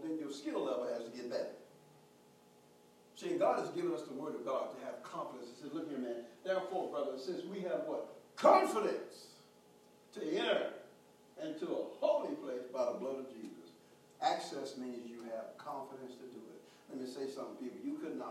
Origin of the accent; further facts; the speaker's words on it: Houston, Texas, United States; growing up in Third Ward, H-Town, the hood